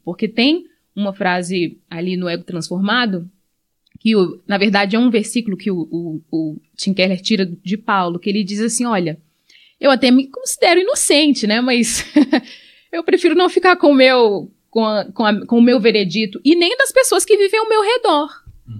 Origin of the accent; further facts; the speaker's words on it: Angola; now in Brazil; eu sou angolana